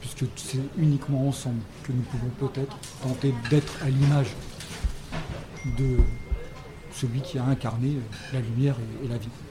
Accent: France; moved away; also born or lived in a Germanic country (14 years); je suis français, ayant vécu 14 ans dans un pays germanique

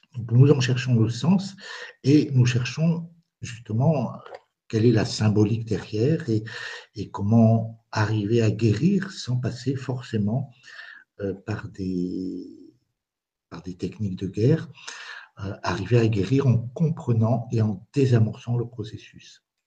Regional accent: France; moved away as an adult; also born or lived in Spain; now in Bazas, France

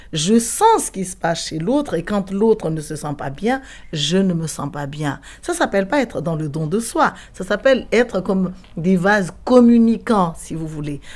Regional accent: Madagascar; en tant que malgache

